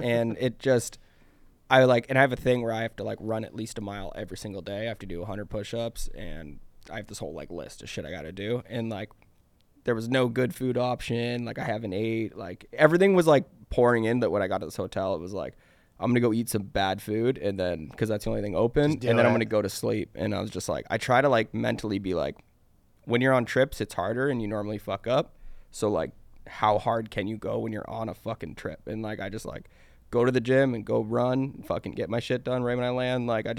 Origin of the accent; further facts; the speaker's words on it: Hamilton, Ontario, Canada; Yeah, I was born in Hamilton.